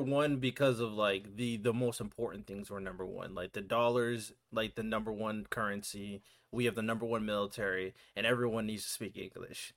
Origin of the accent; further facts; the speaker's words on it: United States; as an American